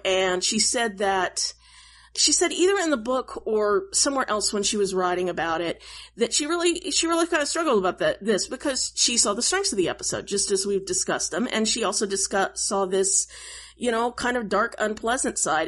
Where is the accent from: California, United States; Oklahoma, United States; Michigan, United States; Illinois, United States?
Oklahoma, United States; I grew up in Oklahoma